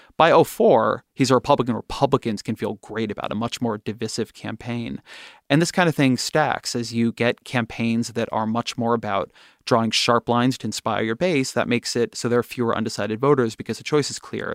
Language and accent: English; California, United States; I'm Jewish, I'm a Californian, I'm a father